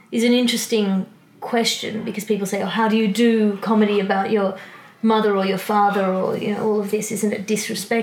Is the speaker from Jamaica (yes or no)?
no; Australia; I'm from Australia. I know I'm from Australia. I grew up in Australia.